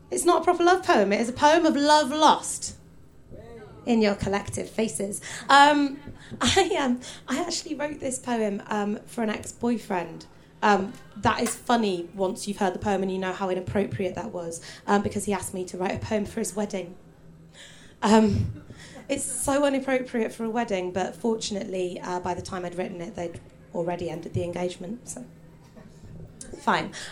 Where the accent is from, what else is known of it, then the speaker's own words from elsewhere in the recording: Hull, Yorkshire and the Humber, United Kingdom; Someone came to see it today and they were like, oh, did you go to uni in Hull or something? I was like, no, no, I grew up there.